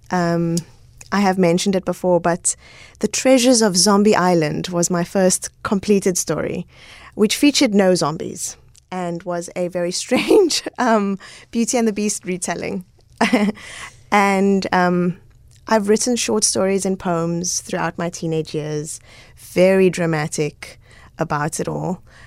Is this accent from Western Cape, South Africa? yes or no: yes; Cape Town, Western Cape, South Africa; also born or lived in Goodwood; I grew up all over Cape Town